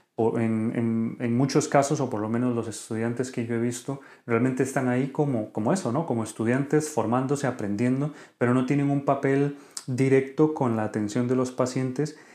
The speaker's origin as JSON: {"language": "Spanish", "country": "Costa Rica", "moved": "as an adult", "lives_now": "Spain", "said": "soy médico de Costa Rica y actualmente formándome como re, como médico urólogo en España"}